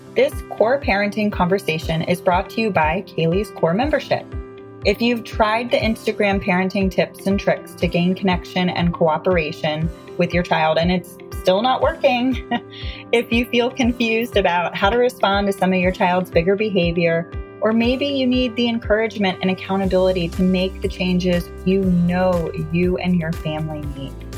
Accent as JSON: {"language": "English", "region": "Florida", "country": "United States", "also_born_or_lived": "North Carolina", "moved": "as an adult", "said": "my husband and I moved back to Florida. We're from Florida"}